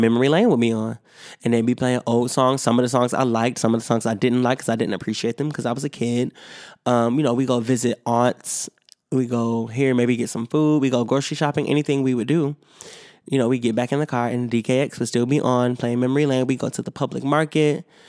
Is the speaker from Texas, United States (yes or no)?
no; Rochester, New York, United States; I love my hometown of Rochester, New York.